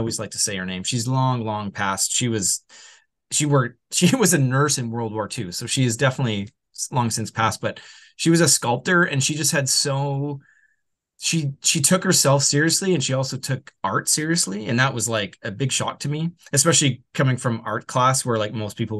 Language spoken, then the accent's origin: English; Edmonton, Alberta, Canada; moved away as an adult; now in Vancouver, Canada; I moved right after high school. I came from Edmonton to Vancouver right after high school.